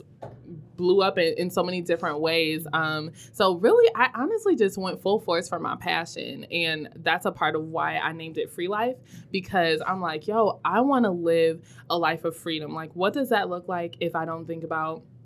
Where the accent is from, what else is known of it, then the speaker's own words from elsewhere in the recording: Detroit, Michigan, United States; also born or lived in Ann Arbor, Michigan; now in West Bloomfield, United States; I was born in Detroit, Michigan, and I live in West Bloomfield